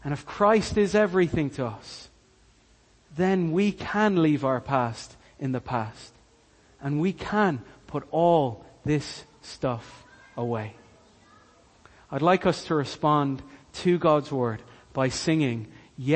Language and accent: English; Cork, Munster, Ireland; I'm Irish. I'm born and raised in Cork.